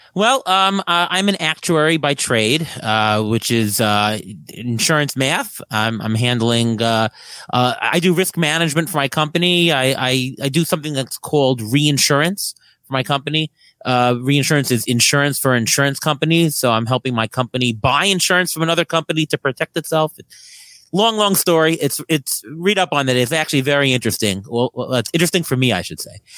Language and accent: English; New York City, New York, United States; I grew up in Queens. I grew up, uh, about two blocks from Saint John's University